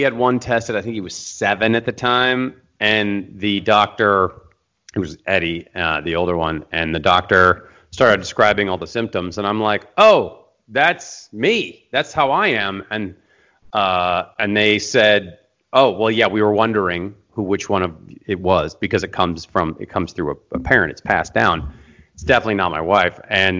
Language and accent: English; Seattle, Washington, United States; now in Los Angeles, United States; And I've been here in LA for 20 years. I came from Seattle, Washington, go Seahawks.